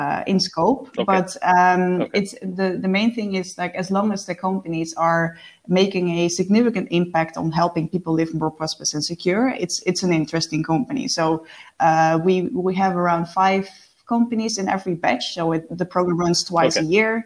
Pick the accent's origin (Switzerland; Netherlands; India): Netherlands; moved away as an adult; now in Stockholm, Sweden; I'm based in Stockholm, Sweden, as you know, but I'm originally from the Netherlands. I moved to Sweden to expand my career abroad 1.5 years ago.